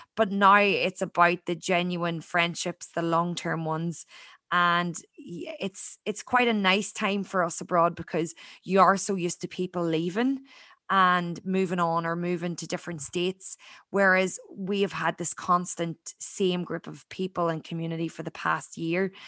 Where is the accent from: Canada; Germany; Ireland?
Ireland; born or raised there; moved away as an adult; now in Australia